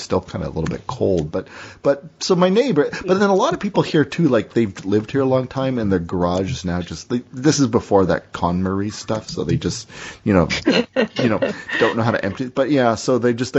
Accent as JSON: {"language": "English", "town": "Burlington", "region": "Ontario", "country": "Canada", "tie": "born or raised there", "said": "My hometown, my town, you know, Burlington, Metric Burlington"}